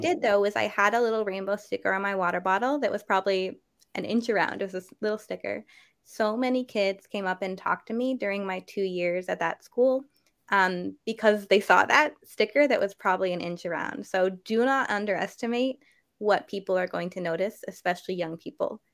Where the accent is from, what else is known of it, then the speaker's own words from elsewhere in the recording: New Hampshire, United States; I grew up in New Hampshire